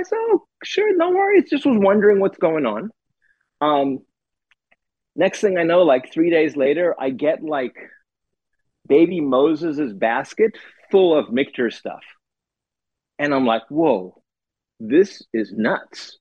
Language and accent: English; South Africa; moved away as an adult; now in United States; I grew up in South Africa